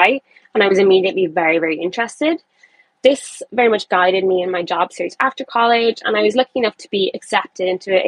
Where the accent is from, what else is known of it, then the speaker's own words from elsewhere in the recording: Ireland; I am from Ireland, and I'm currently based in Dublin.